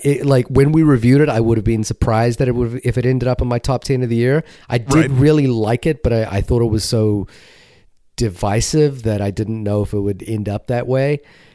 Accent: New Zealand; I'm obviously have some particular affection for it because I saw it in my home country, and it's about my home country

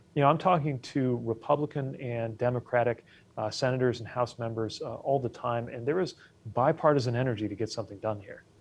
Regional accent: Indiana, United States; moved away; back home in Indiana

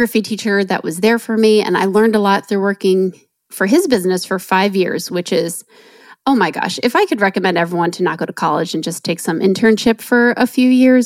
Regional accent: New Jersey, United States; I grew up in New Jersey

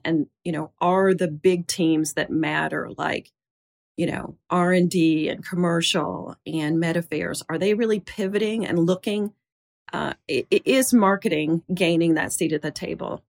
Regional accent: Jackson, Mississippi, United States; a girl growing up in Jackson, Mississippi

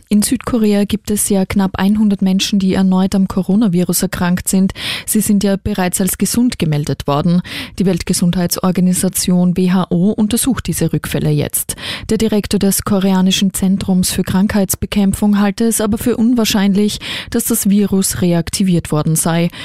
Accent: Austria; hier bei uns in Österreich

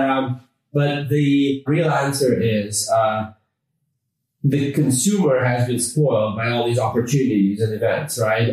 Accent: Canada; accent: North American; now in London, United Kingdom; we're actually based in London, although I uh, do have a, a, North American accent. I grew up in Canada.

